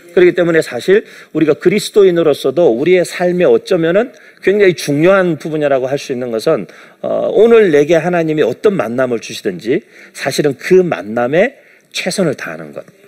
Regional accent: South Korea; moved away as an adult; also born or lived in United States; 제가 이제 한국에서 태어나서 이렇게 쭉 자라면서

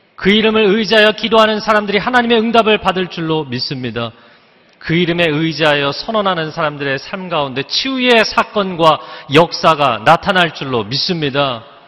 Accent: Seoul, South Korea; 제가 어린 시절에 잠실에 살았는데

